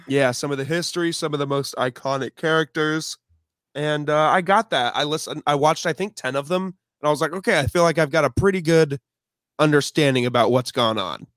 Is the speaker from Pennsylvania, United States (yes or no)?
no; Champaign, Illinois, United States; I am from the Midwest as well. Um, I was born in, uh, Champaign, Illinois.